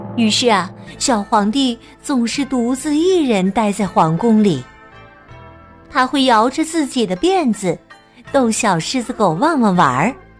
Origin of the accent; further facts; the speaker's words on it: China; 我们中国人被称为“龙的传人”